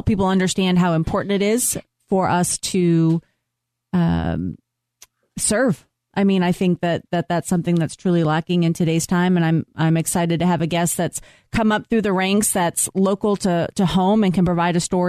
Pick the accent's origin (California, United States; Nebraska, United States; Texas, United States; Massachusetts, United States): Massachusetts, United States; Boston; I'm from Boston.